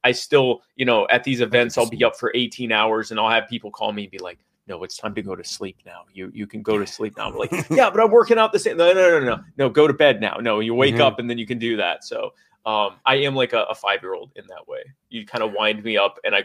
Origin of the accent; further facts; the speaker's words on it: Baltimore, Maryland, United States; now in the Carolinas, United States; I'm from Baltimore. The Marylanders, we like to take crabs